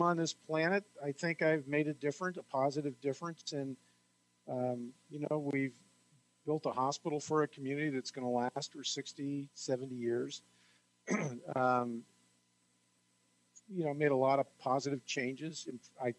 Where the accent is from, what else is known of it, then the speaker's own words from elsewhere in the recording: San Francisco, California, United States; now in Lompoc, United States; growing up in San Francisco